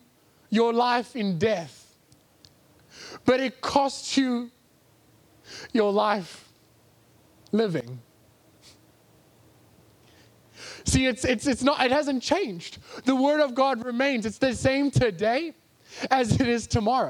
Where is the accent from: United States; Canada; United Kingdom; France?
United Kingdom; England; I'm English